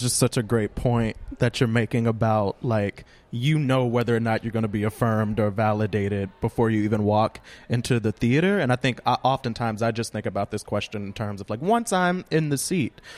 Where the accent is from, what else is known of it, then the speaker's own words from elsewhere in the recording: Louisiana, United States; now in Brooklyn, United States; I live in Brooklyn, but I am from Louisiana.